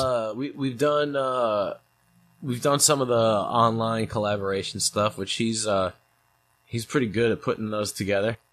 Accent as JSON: {"language": "English", "town": "St. Louis", "region": "Missouri", "country": "United States", "tie": "born or raised there", "also_born_or_lived": "New York", "said": "when I was a kid, we moved from New York to Saint Louis"}